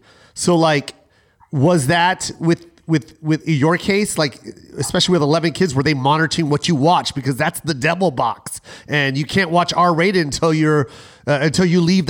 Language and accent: English; Tacoma, Washington, United States; I grew up in Tacoma, Washington. I was also a military baby, so I was all over the place.